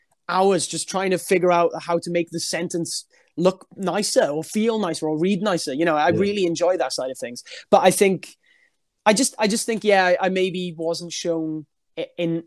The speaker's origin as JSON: {"language": "English", "region": "Wales", "country": "United Kingdom", "said": "I'm obviously a Welsh dude"}